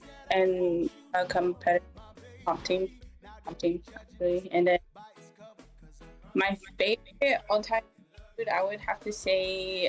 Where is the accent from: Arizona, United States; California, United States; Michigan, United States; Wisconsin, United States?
Arizona, United States; moved away; also born or lived in Farmington, New Mexico; I'm from... New Mexico, Farmington, New Mexico. I was born and raised in Arizona.